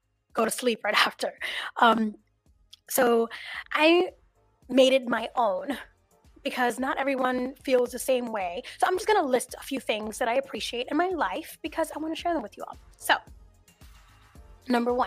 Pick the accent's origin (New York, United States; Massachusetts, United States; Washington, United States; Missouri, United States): New York, United States; New York City; I was born in New York